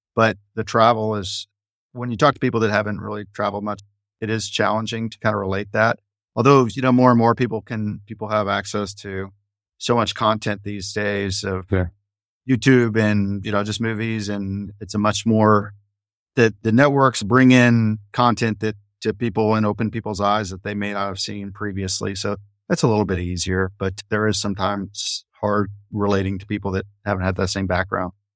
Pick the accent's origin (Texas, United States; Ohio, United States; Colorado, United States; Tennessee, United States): Texas, United States; Dallas; moved away as an adult; also born or lived in Florida; now in Fort Worth, United States; I was born and raised in Dallas, which is just adjacent to Fort Worth.